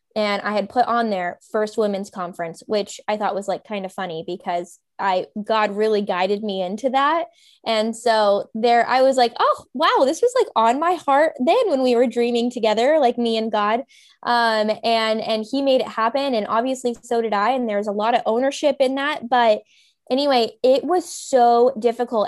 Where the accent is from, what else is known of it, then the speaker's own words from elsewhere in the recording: Kentucky, United States; moved away as an adult; also born or lived in California / Arizona / Los Angeles, California; now in Raleigh, United States; I'm from Kentucky originally. Well, I was in California and my parents divorced, moved to Kentucky, did high school, college